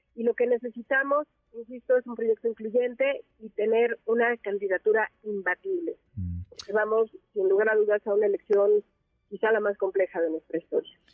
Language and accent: Spanish; Mexico; somos los mexicanos